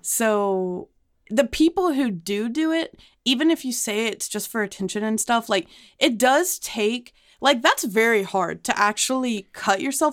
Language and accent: English; Highland Park, Texas, United States; I'm from Highland Park